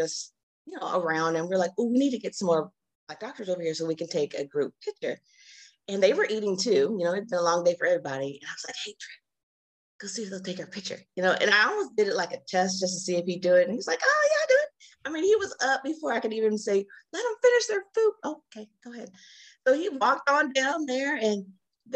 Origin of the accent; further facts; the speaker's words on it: Alaska, United States; moved away; I'm actually from Alaska. I went home to Alaska